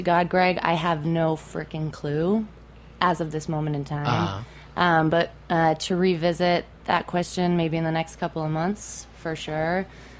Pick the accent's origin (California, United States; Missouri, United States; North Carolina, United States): California, United States; San Francisco; moved away as an adult; Born and raised San Franciscan.